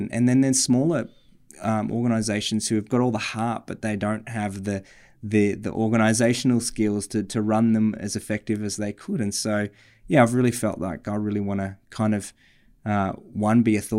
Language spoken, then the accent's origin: English; Australia; moved away; But we grew up in Australia together. I moved overseas, and it wasn't long after that you joined me there for a bit.